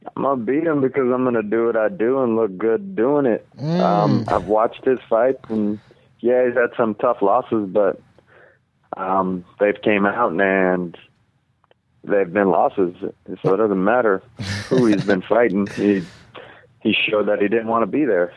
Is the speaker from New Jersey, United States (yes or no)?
no; Alaska, United States; now in Vancouver, United States; Vancouver, Washington. I'm from Alaska